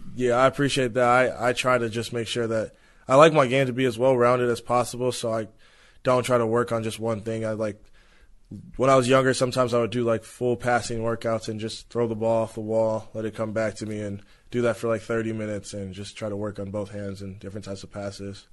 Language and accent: English; Los Angeles, California, United States; Those are the places I played a lot growing up, and the Porter Ranch Y M C A and Mason Park.